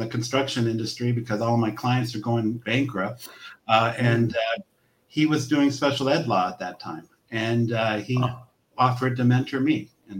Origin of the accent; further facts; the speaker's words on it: Los Angeles, California, United States; Born and raised in Southern California. Grew up in San Pedro.